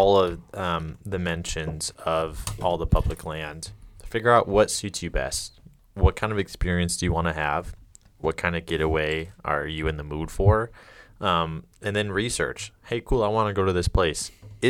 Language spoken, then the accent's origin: English; Detroit, Michigan, United States; I'm from Detroit.